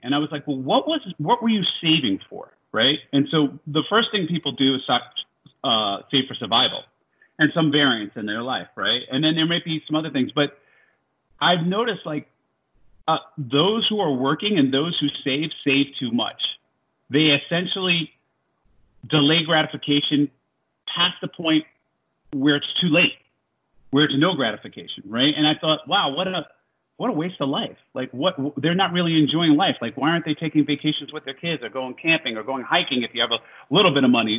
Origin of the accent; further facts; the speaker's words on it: Jersey City, New Jersey, United States; moved away as an adult; also born or lived in Iowa; I was born in Jersey City, New Jersey